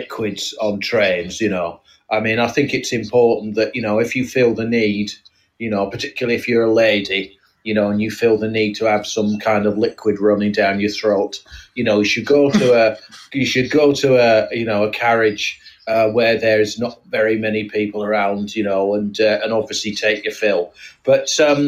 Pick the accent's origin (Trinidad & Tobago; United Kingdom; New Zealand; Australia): United Kingdom; Yorkshire and the Humber; I come from Yorkshire